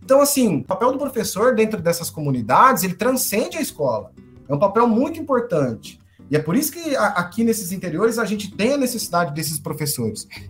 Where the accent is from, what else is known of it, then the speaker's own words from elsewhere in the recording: Paraná, Brazil; accent: paranaense; moved away as an adult; also born or lived in Maringá, Paraná; now in Turiaçu, Brazil; Eu não perdi o, o sotaque paranaense de jeito nenhum